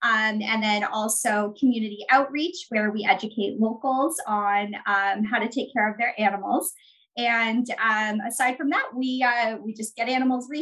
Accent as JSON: {"language": "English", "country": "Canada", "said": "I'm actually Canadian. I'm in Toronto right now."}